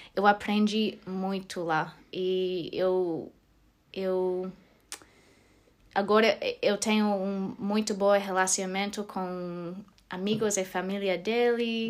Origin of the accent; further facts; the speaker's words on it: Australia; Portuguese is a second language; moved away as an adult; also born or lived in Porto Alegre, Brazil; now in Germany; eu sou australiana